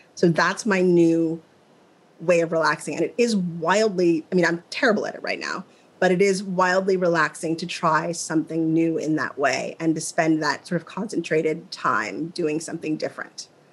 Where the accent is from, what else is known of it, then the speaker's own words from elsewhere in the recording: Midwest, United States; moved away; I'm from the Midwest.